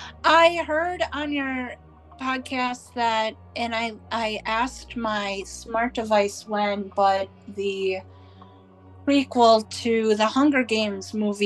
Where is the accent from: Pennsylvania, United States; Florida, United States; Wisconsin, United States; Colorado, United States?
Wisconsin, United States; and so we add more syllables to stuff. Like here up in Wisconsin, like for me, I add more.